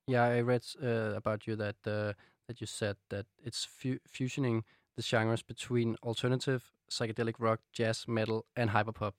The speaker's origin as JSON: {"language": "English", "country": "Denmark", "accent": "Danish", "second_language": "English", "said": "you're Danish"}